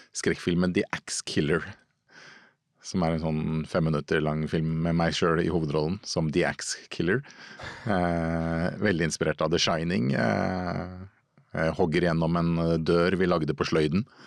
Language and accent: Norwegian; Lørenskog, Akershus, Norway; oppvokst eh, på Fjellhamar eh, i Lørenskog utafor Oslo